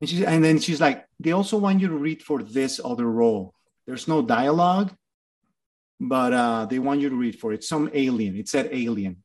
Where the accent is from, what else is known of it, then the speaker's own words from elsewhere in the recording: Torreón, Coahuila, Mexico; moved away as an adult; also born or lived in Mexico City; now in Los Angeles, United States; My hometown is Torreón, Coahuila